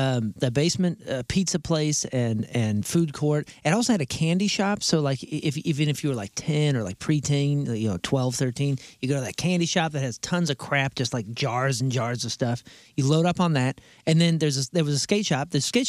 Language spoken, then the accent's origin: English; St. Louis, Missouri, United States; I grew up in South County.